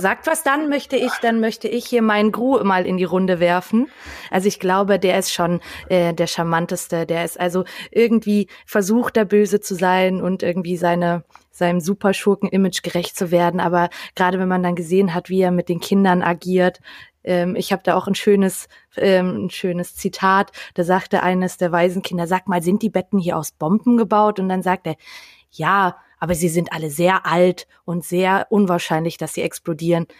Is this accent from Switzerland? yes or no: no; Austria; da ich ja gebürtige Österreicherin bin